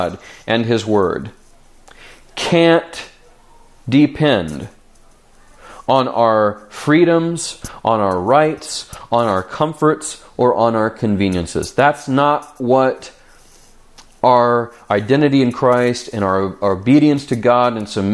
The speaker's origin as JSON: {"language": "English", "country": "United States", "said": "we as the American church"}